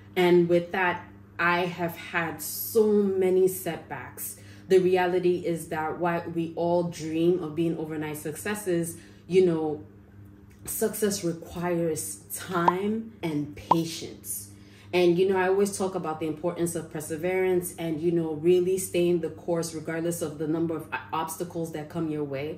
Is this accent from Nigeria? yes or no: yes; Nigeria; I'm Nigerian